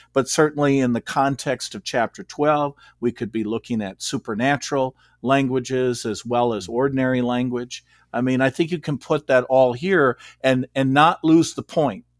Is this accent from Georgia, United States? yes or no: no; Beloit, Wisconsin, United States; moved away as an adult; also born or lived in Rockford, Illinois / Saint Louis, Missouri / Scituate, Massachusetts; I grew up in Beloit, Wisconsin, and I lived here until nineteen eighty-seven.